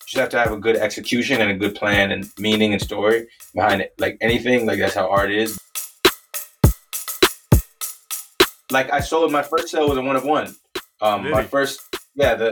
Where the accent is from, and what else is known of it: Minnesota, United States; born or raised there; also born or lived in Canada / Wisconsin